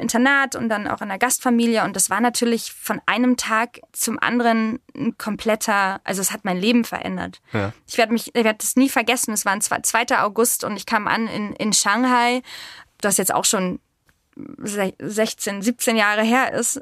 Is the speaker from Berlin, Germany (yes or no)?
yes; Berlin, Germany; Ich bin aber tatsächlich richtiger Berliner, also Ur-Berliner. Ich bin in Berlin-Zehlendorf geboren, aufgewachsen in Steglitz und natürlich mehrsprachig aufgewachsen